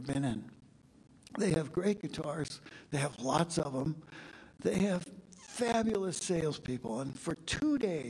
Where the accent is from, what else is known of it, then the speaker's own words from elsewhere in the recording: Kansas, United States; I'm from Kansas.